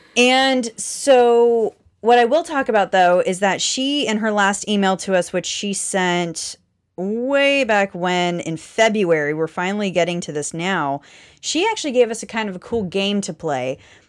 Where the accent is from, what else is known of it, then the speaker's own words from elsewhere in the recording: Canada; you say that because I'm Canadian, Brian?